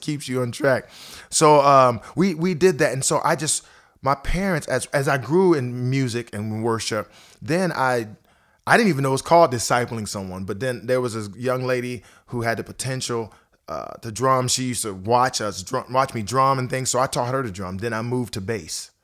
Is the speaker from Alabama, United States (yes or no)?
no; Akron, Ohio, United States; moved away as an adult; also born or lived in Twinsburg, Ohio; now in Nashville, United States; I've been in Nashville here for about fourteen and a half years, but I grew up in Akron, Ohio